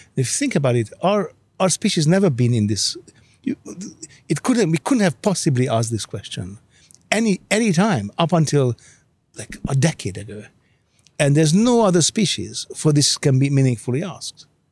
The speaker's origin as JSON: {"language": "English", "country": "Hungary", "tie": "born or raised there", "second_language": "English", "moved": "yes", "said": "I grew up in Hungary"}